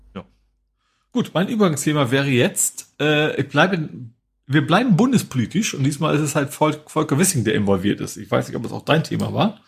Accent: near Lake Dümmer, Lower Saxony, Germany; Dümmer kenne ich quasi, weil der ist, wie gesagt, keine 20 Kilometer von meinem Heimatort entfernt

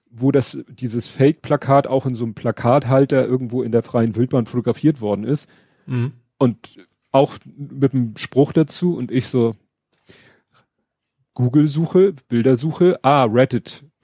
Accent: Hamburg, Germany; Genau, und das wusste ich nicht, muss ich zugeben, als Hamburger.

